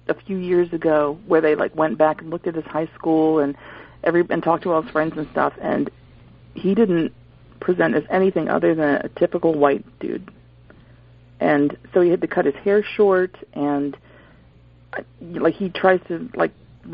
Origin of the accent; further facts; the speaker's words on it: Scotland, United Kingdom; I'm Scottish.